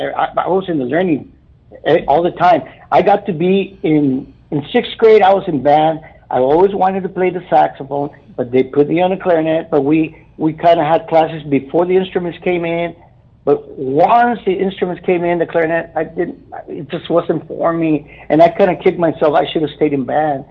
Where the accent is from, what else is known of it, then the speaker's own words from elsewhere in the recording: Brownsville, Texas, United States; I'm a native of Brownsville. I was born and raised here in Brownsville